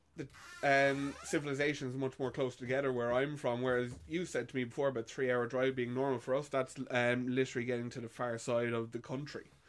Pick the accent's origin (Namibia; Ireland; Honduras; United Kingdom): Ireland; born or raised there